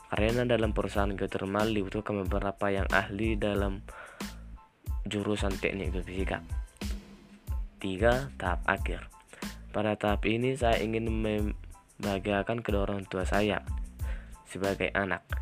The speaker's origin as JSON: {"language": "Indonesian", "region": "North Sumatra", "country": "Indonesia", "said": "Alamat saya dari Parik Matia, Desa Situluama, Kecamatan Payajulu, Kabupaten Tapanuli Utara, Provinsi Sumatera Utara."}